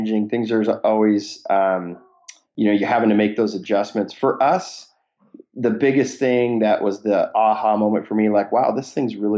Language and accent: English; Seattle, Washington, United States; born and raised in Seattle area, had a good network of kind of angel investors here in Seattle.